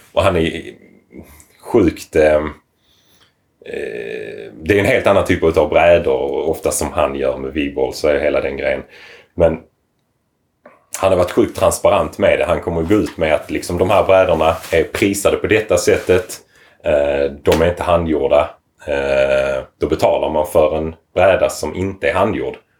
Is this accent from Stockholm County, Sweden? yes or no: no; Lomma, Skåne, Sweden; also born or lived in Lund; jag är född och uppvuxen i Lomma.